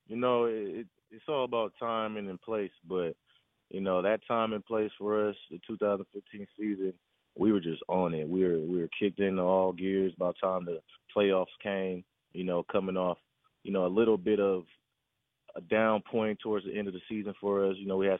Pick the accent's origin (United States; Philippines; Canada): United States; Bay Area, California; I grew up in the Bay Area, been a Warriors fan my whole life.